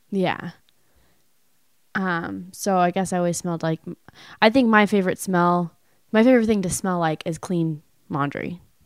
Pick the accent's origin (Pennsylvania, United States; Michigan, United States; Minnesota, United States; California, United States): California, United States; moved away; I was from California